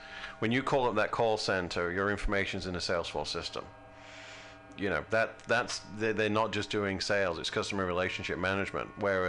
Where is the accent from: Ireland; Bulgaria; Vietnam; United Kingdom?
United Kingdom; now in United States; Before I, you know, became an American, I enjoyed the privileges of being British.